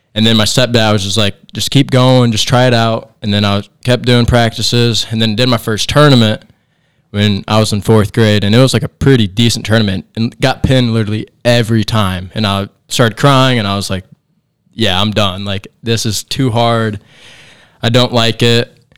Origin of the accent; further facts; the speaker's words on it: Angola, Indiana, United States; a small town in Indiana. Uh, grew up here my whole life